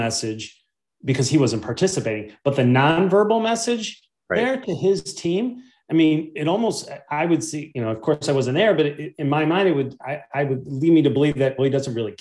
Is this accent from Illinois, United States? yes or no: yes; Chicago, Illinois, United States; I'm of course from Chicago, and I always watch the Bulls growing up